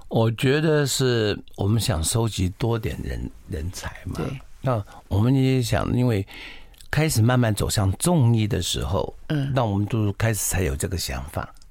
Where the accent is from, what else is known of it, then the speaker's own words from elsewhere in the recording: Taiwan; 我们台湾好像刺青很有名的